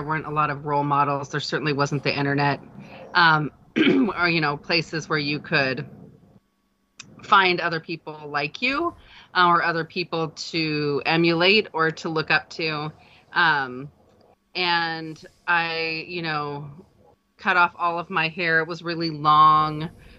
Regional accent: Idaho, United States; I did. Born and raised here.

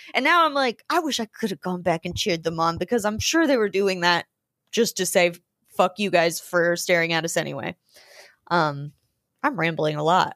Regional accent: Georgia, United States; moved away as an adult; also born or lived in New Orleans / Germany / Austin; now in Los Angeles, United States; I'm from Georgia, I moved to New Orleans for college

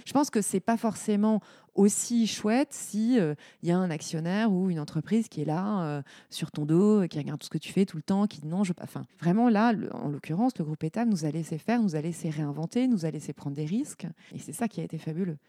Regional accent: Lorraine, Grand Est, France; moved away as an adult; also born or lived in Paris / Aude; Je suis Lorraine. J'ai grandi en Lorraine où j'ai fait bah, mes années primaires, collège, lycée

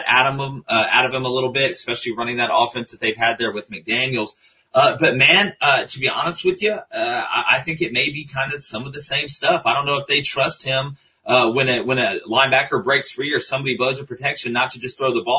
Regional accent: Auburn, Alabama, United States; I was born in Auburn

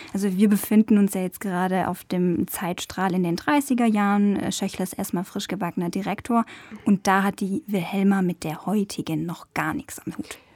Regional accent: Stuttgart area, Baden-Württemberg, Germany; wir sind ja aus dem Raum Stuttgart

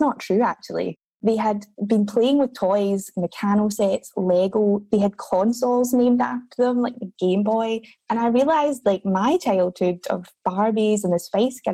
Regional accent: Scotland, United Kingdom; moved away as an adult; now in Australia; I'm from Scotland originally

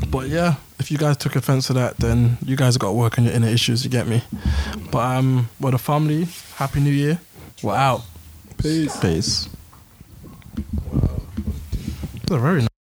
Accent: London, United Kingdom; growing up in London

